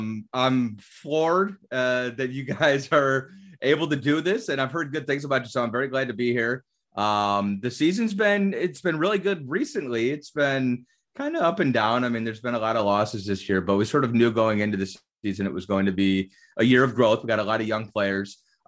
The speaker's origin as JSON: {"language": "English", "town": "Cleveland", "region": "Ohio", "country": "United States", "tie": "born or raised there", "moved": "yes", "said": "I grew up in Cleveland, Ohio."}